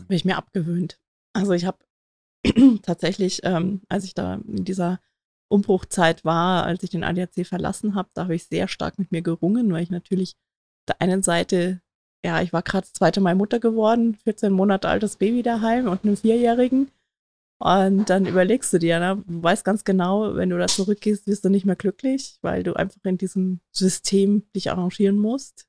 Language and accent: German; East Germany, Germany; ich bin im Osten groß geworden